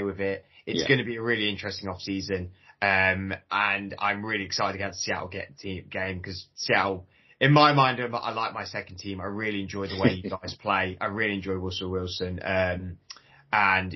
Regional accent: Leicester, East Midlands, United Kingdom; now in London, United Kingdom; though I'm from Leicester, I live in London now

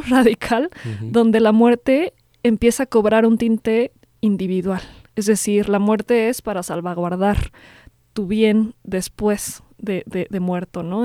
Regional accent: Mexico; nos conforman como mexicanos

